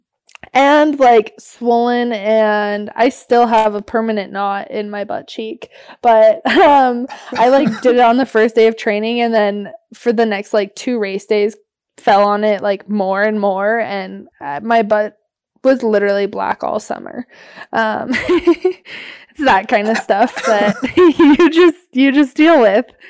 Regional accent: Anchorage, Alaska, United States; also born or lived in Denali; I was born and raised in Anchorage

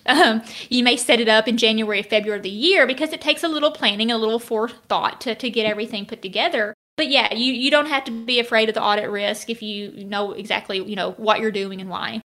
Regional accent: Arkansas, United States; at least in Arkansas, it's something that I, I've always grown up doing

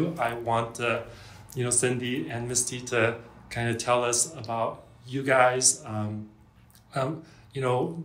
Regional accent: Torrance, California, United States; now in Orange County, United States; I grew up here in Torrance, which is right next to Redondo, Hermosa, and Manhattan Beach

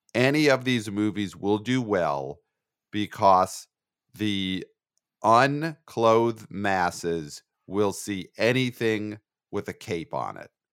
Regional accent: New York City, New York, United States; I'm a New Yorker

